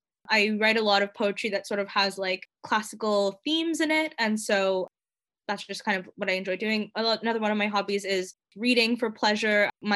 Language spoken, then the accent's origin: English; Toronto, Ontario, Canada; moved away as an adult; also born or lived in Montreal / Cambridge; I'm originally from Toronto, Ontario. I grew up there.